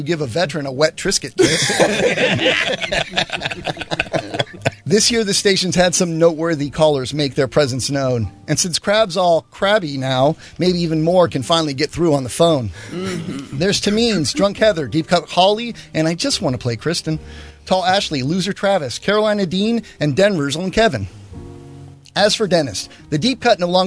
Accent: Panama; moved away; when I grew up in Panama

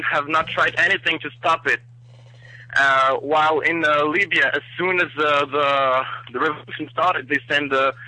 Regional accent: Morocco; now in Spain; since I'm from Morocco, and you know, I've lived through the whole Arab Revolution up in Africa.

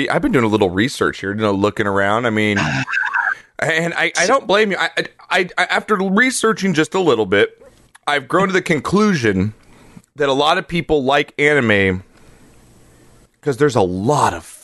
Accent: East Coast, United States; And also, I'm from the East Coast.

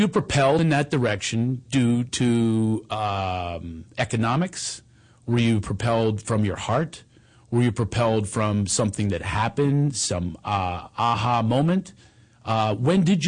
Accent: Philadelphia, Pennsylvania, United States; you and I grew up in Philadelphia

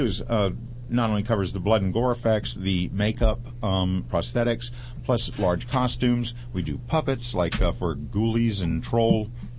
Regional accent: Jacksonville, Florida, United States; Well, I grew up in Jacksonville, Florida, and my family owned a very large cemetery, and for the first 12 years of my life, I grew up living next door to that.

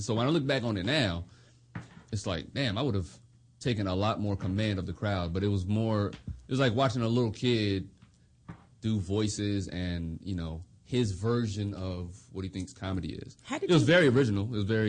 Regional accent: Germany; also born or lived in United States; I just was a little kid growing up in Germany, military brat, and breakdancing my way into girls' pants.

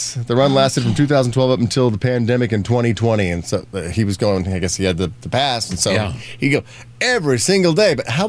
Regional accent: Indiana, United States; we're from Indiana.

